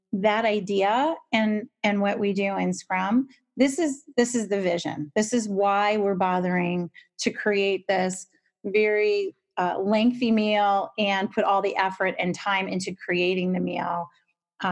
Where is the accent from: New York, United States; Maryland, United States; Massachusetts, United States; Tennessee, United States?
New York, United States; I grew up in New York and both my parents are Italian.